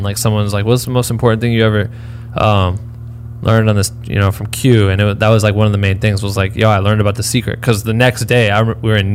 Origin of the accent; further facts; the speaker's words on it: Iowa, United States; I'm from Iowa